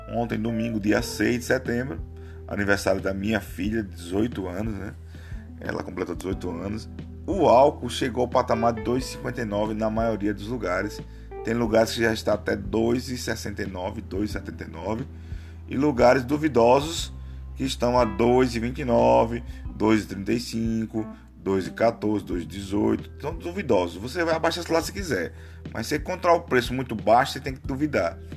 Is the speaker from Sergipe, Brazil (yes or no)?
yes; Aracaju, Sergipe, Brazil; now in São Paulo, Brazil; eu estou em São Paulo, eu moro em São Paulo por enquanto, mas eu sou de Aracaju, Sergipe, todo mundo que me acompanha sabe.